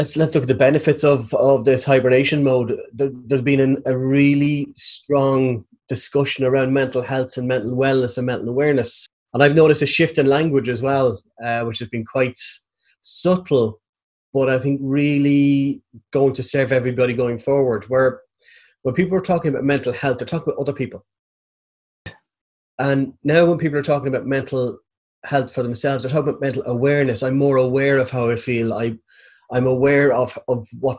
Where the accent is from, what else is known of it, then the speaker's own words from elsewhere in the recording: Navan, Leinster, Ireland; I'm from Navan, so it's in County Meath, 50 kilometres northwest of Dublin